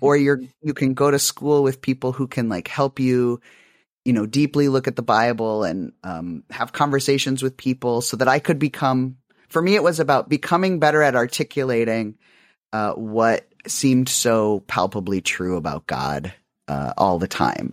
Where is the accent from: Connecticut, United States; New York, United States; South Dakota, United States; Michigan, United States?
South Dakota, United States; I grew up in South Dakota